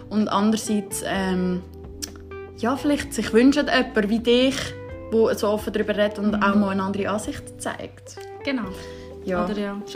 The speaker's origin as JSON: {"language": "German", "region": "Lucerne", "country": "Switzerland", "said": "ich bin Luzerner."}